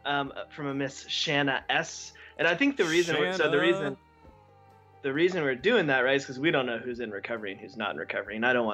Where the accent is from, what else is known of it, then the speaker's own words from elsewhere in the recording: Texas, United States; I'm from Texas, so maybe that's why I thought he was an exceptional addition